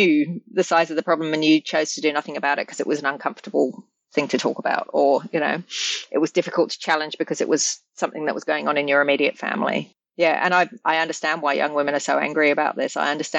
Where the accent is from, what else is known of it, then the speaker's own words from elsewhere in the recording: England, United Kingdom; born there; I was born in England, and I'm very firmly English in my bathness.